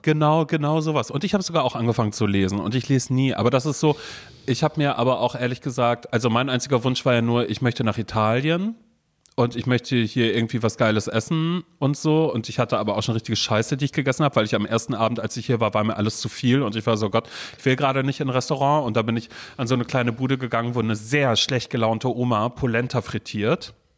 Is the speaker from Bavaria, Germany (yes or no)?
no; Coesfeld, North Rhine-Westphalia, Germany; now in Berlin, Germany; als ich ein Kind war, weißt du, als ich noch in Coesfeld gewohnt habe